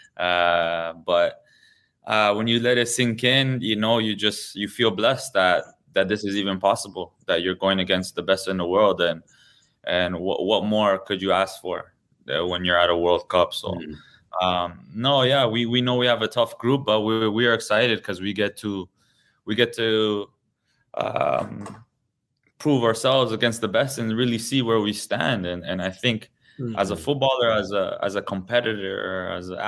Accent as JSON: {"language": "English", "town": "Toronto", "region": "Ontario", "country": "Canada", "tie": "born or raised there", "said": "I've been truly blessed to play my whole career in my hometown"}